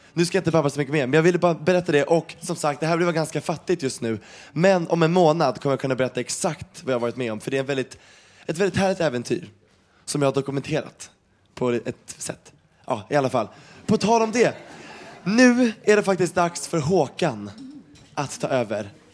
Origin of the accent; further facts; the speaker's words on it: Sweden; jag är ju svensk och har växt upp med det här hela tiden